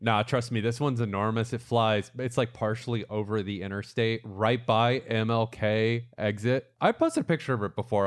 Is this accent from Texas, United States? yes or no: no; Brandon, Florida, United States; moved away; Brandon which is my hometown, which is a suburb of Tampa. That's actually, so that's where I grew up.